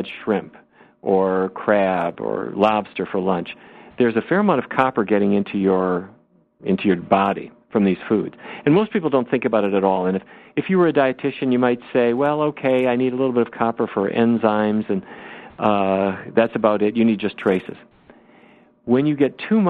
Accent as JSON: {"language": "English", "town": "Fargo", "region": "North Dakota", "country": "United States", "tie": "born or raised there", "said": "When I was growing up in Fargo, North Dakota"}